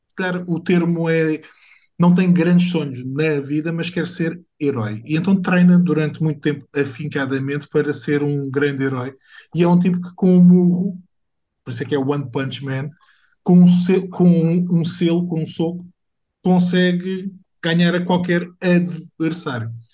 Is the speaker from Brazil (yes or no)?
no; Portugal; não faz parte da minha identidade enquanto português